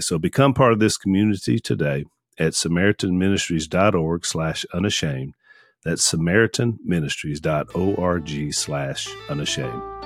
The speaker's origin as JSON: {"language": "English", "town": "Junction City", "region": "Louisiana", "country": "United States", "tie": "born or raised there", "said": "close to where we grew up in Junction City"}